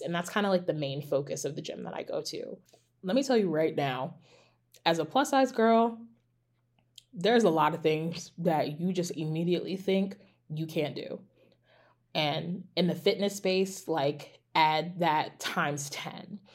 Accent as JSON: {"language": "English", "country": "United States", "said": "as an American citizen"}